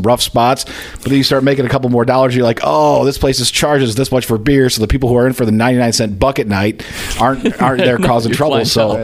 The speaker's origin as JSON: {"language": "English", "town": "Hickory Corners", "region": "Michigan", "country": "United States", "tie": "born or raised there", "said": "I grew up in Hickory Corners, Michigan, which isn't too far from here"}